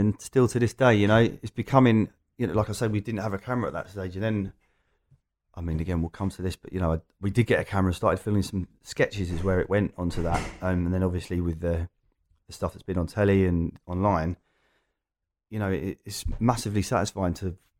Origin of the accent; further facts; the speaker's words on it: Loughton, East of England, United Kingdom; I'm an Essex boy, but only just. There you go. Loughton and the surrounding area. We've now moved further out, but yeah, so East London is very familiar to me.